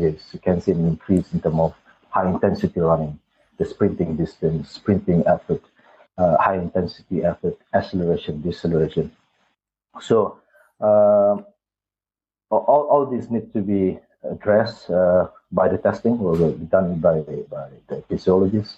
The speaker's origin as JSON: {"language": "English", "country": "Malaysia", "also_born_or_lived": "United Kingdom / Doha, Qatar / Singapore", "moved": "as an adult", "said": "I'm Malaysian."}